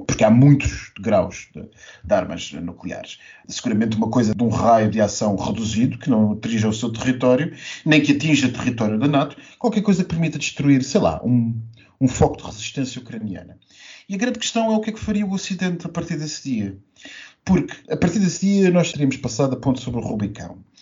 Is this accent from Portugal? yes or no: yes; Portugal